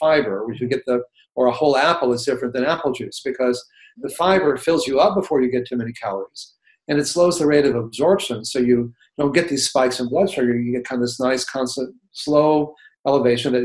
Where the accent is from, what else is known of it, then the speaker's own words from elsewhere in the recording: Texas, United States; when I grew up in Texas eating, you know, a lot of cheeseburgers and chalupas